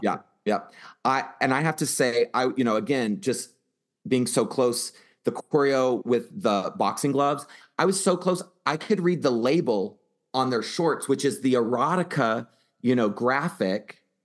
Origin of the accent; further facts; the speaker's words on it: Houston, Texas, United States; in Houston, right, my hometown